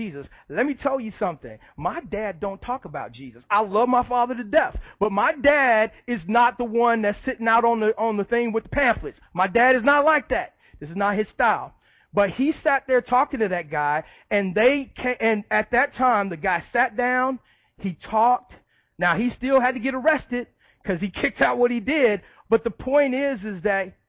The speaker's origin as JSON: {"language": "English", "town": "Chicago", "region": "Illinois", "country": "United States", "tie": "born or raised there", "moved": "yes", "said": "I didn't grow up in the South. I grew up in Chicago. I grew up on the South side of Chicago"}